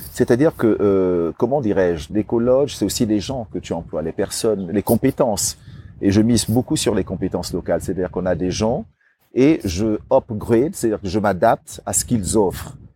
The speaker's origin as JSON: {"language": "French", "country": "Cameroon", "tie": "born or raised there", "also_born_or_lived": "Paris, France", "moved": "yes", "lives_now": "São Tomé, São Tomé and Príncipe", "said": "je suis né en Afrique, au Cameroun, euh, d'un père, euh, je dirais, blanc et d'une maman noire. Donc voilà, je suis un peu le résultat de ce mélange de cultures."}